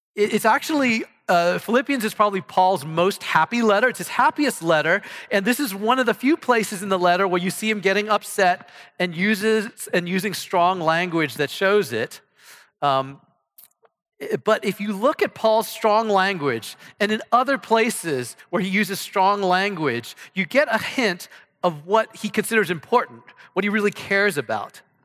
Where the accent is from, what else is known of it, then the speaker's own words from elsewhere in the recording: Ohio, United States; moved away as an adult; now in Texas, United States; I come from Ohio